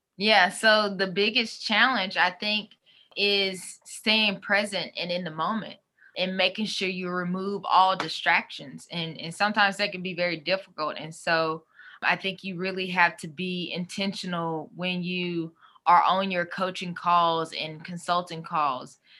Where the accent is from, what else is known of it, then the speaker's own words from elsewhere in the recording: Mississippi, United States; moved away as an adult; also born or lived in California; I'm from Mississippi